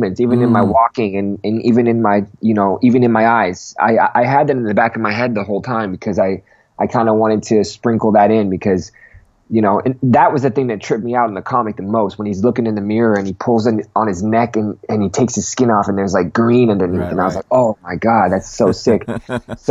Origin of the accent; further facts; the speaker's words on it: Manchester, North West England, United Kingdom; moved away; I was born in Manchester, born and raised in Manchester